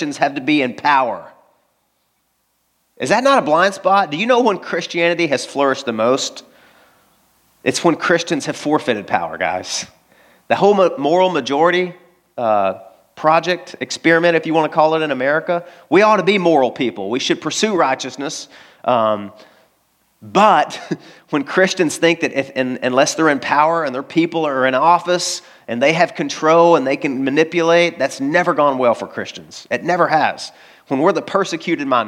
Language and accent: English; Arkansas, United States; I grew up in Arkansas.